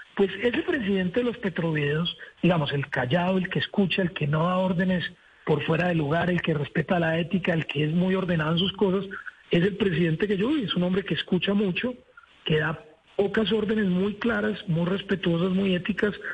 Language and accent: Spanish; Colombia; lo digo como colombiano